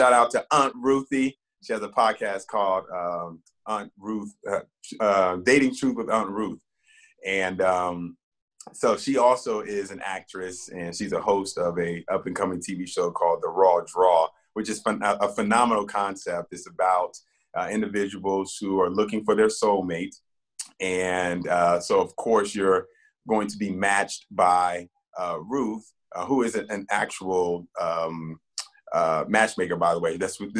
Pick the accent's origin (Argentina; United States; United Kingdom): United States; Virginia; also born or lived in Bermuda; So the places that that come to mind, like as a kid, is I'm from Virginia and Bermuda, simply because that's where my childhood rests.